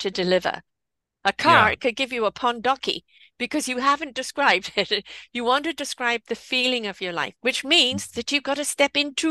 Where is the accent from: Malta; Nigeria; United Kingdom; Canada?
United Kingdom; England; I am English.